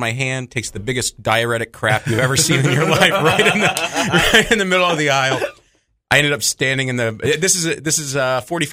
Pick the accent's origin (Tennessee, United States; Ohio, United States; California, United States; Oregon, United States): Ohio, United States; Dayton; I'm from Dayton, Ohio